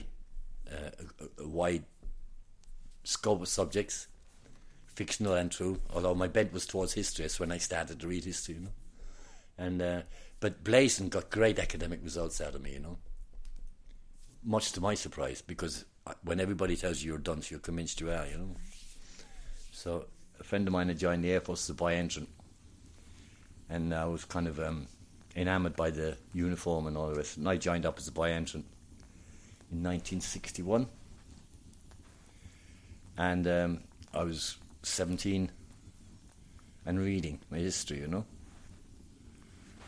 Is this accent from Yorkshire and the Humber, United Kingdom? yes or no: no; London, United Kingdom; moved away as an adult; now in Cork, Ireland; I was born in London, but my people were from Cork.